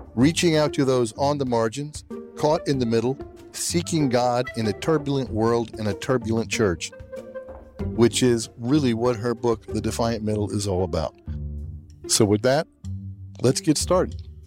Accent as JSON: {"language": "English", "region": "the South", "country": "United States", "tie": "born or raised there", "said": "I grew up in the South"}